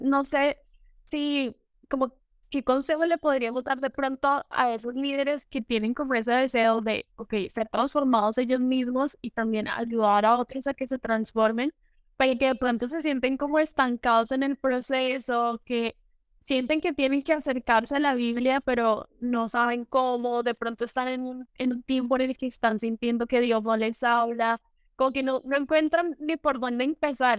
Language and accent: Spanish; Colombia; now in Costa Rica; estoy en Costa Rica, pero soy de Colombia, una colombiana viviendo en el exterior